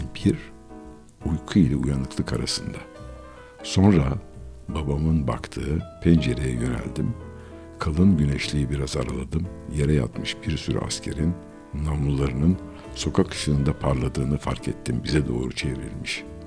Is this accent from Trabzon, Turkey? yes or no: no; Istanbul, Turkey; İstanbul'da doğdum ben. Gayrettepe'de oturuyorduk.